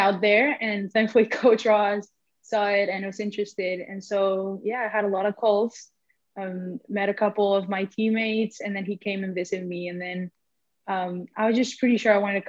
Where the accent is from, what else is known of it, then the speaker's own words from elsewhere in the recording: Spain; accent: Spanish; first language Spanish; English is a second language; moved away as an adult; now in United States; I actually want to lose my Spanish accent